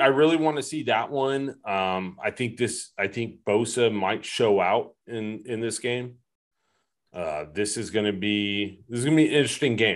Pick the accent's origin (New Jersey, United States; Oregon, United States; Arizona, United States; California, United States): California, United States; the Bay Area; I grew up in the Bay.